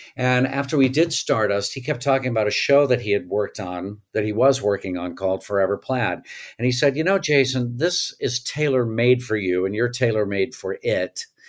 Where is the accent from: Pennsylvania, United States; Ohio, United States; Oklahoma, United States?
Oklahoma, United States; Tulsa; also born or lived in New York; now in Los Angeles, United States; I grew up in Tulsa, Oklahoma